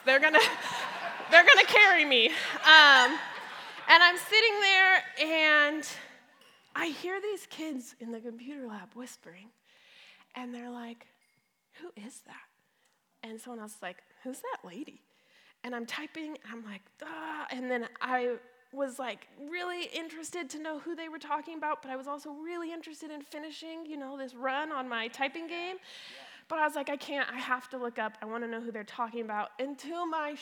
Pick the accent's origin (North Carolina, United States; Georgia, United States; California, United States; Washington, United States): California, United States; Brea; also born or lived in Palm Desert, California; my mom sent my little brother and I to go live in Brea. So we came from Palm Desert